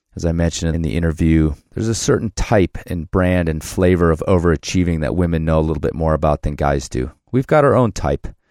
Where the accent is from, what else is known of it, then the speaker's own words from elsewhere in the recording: Chicago, Illinois, United States; moved away; also born or lived in Loveland, Ohio; I was Chicago